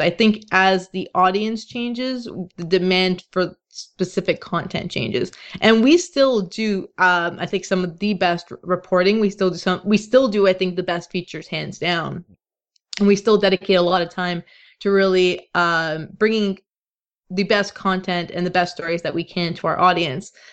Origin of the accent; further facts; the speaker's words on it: Toronto, Ontario, Canada; I'm from Toronto